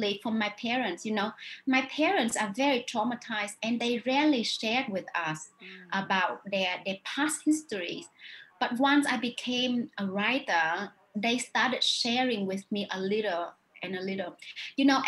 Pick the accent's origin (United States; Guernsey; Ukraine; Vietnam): Vietnam; South Vietnam; English is a second language; moved away as an adult; also born or lived in Australia; I was born in North Vietnam and I grew up in the South of Vietnam.